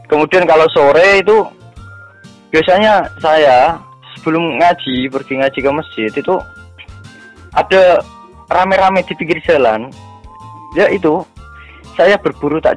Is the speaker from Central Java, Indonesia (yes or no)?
yes; Sukodono, Central Java, Indonesia; Oh, desa Sukodono, kecamatannya Tahunan, kabupatennya Jepara tadi.